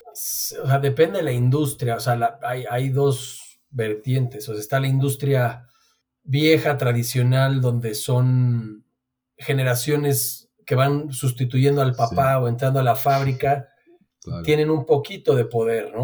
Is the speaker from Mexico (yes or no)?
yes; Mexico; somos mexicanos